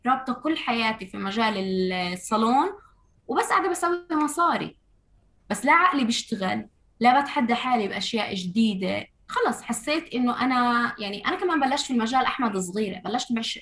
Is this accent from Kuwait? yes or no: no; Ramallah, West Bank, Palestine; محيط مدينتي رام الله